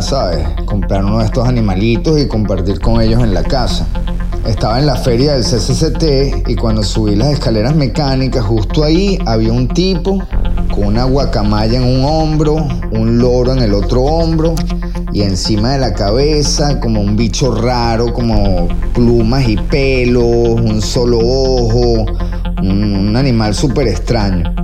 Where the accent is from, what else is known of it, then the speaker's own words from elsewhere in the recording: Venezuela; moved away; yo como venezolano